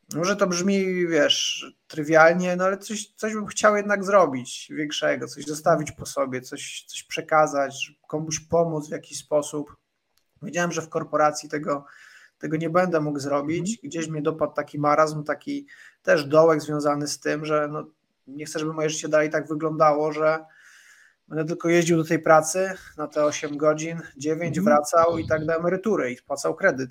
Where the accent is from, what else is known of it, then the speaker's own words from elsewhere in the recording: Radomyśl Wielki, Subcarpathian Voivodeship, Poland; moved away; zwykła polska rodzina gdzieś z Podkarpacia, z bardzo małej miejscowości. Nie powiem wsi, bo bym obraził osoby, które tam mieszkają. mamy prawa miejskie w Radomyślu Wielkim